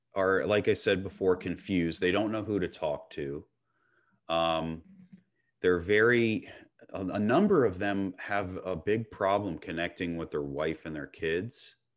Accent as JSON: {"language": "English", "town": "Clearwater", "region": "Florida", "country": "United States", "tie": "born or raised there", "said": "I was born and raised in Clearwater, Florida"}